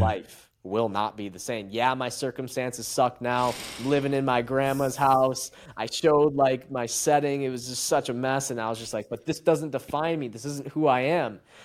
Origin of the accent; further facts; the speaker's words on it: Macomb, Michigan, United States; I'm from Macomb, Michigan, suburban town